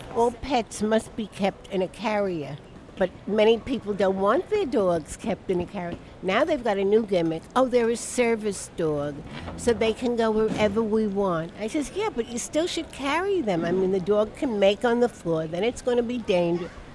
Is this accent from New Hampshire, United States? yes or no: no; New York City, New York, United States; also born or lived in Brooklyn, New York / Washington Heights, Manhattan; I was born in Brooklyn lived in the Bronx till I got married